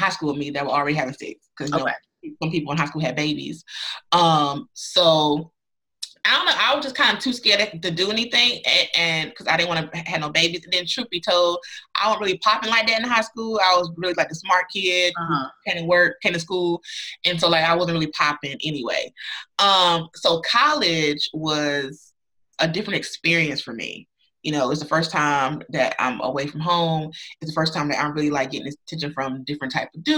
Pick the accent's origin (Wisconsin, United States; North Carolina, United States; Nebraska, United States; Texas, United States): North Carolina, United States; I'm from North Carolina